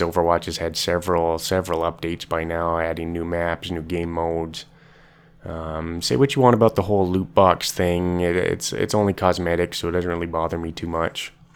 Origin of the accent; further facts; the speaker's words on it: Canada; I'm from Canada.